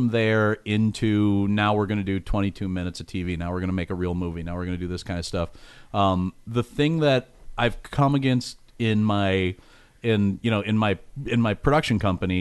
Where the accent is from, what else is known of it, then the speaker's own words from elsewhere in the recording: Minnesota, United States; Since I'm from Minnesota, I'm a huge Vikings fan